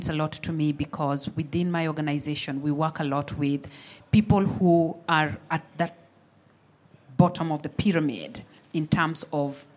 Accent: Kenya; I'm born Kenyan. Definitely have an experience with the aid delivery as I grew up

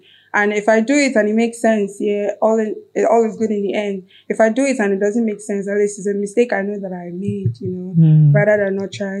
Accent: Akwa Ibom, Nigeria; also born or lived in Anambra State; No, I grew up in Akwa Ibom.

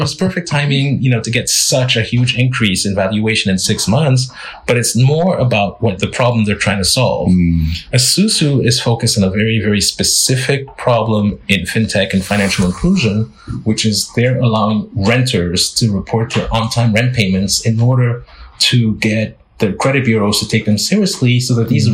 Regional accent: Lomé, Maritime, Togo; moved away; I'm a boy from Lomé. I was raised as a francophone, yet my entire career has been in the English speaking world.

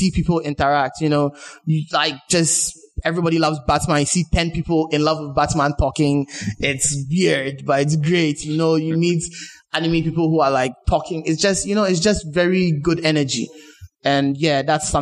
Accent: Ghana; as a Ghanaian

